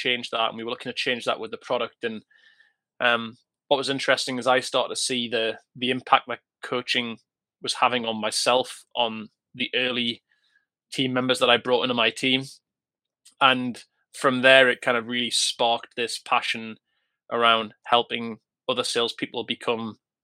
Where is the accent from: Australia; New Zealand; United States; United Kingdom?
United Kingdom; Newcastle upon Tyne, North East England; I'm a northern boy, born and bred, and that's the real north